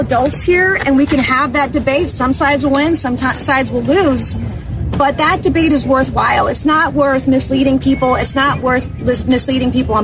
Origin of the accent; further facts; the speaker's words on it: South Carolina, United States; I come from South Carolina.